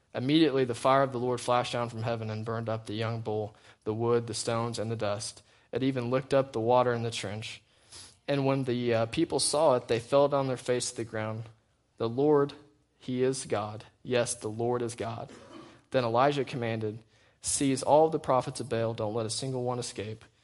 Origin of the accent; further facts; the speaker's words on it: United States; I'm still an American